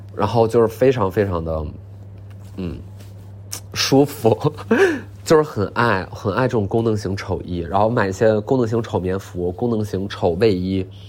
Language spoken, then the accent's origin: Chinese; Northeast China, China; 我们东北人叫大服务员儿